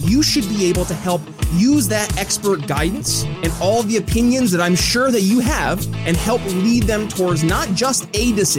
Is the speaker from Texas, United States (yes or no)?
no; upstate New York, United States; moved away; I'm from upstate New York originally, and it's in the greater Fort Drum area